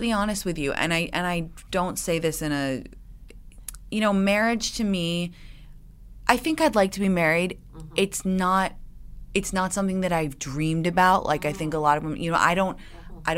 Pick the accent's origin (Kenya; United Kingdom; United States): United Kingdom; England; moved away as an adult; I well, I grew up in England, and Brits have an incredible sense of dry, oh. sarcastic